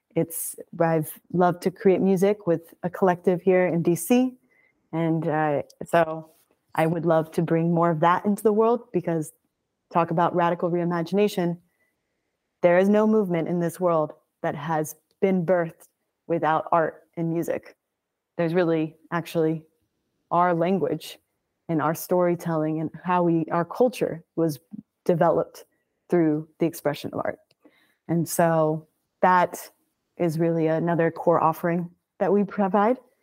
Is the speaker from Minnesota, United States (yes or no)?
no; Birmingham, Alabama, United States; landed up in Birmingham, Alabama, where I was raised from three to eighteen years old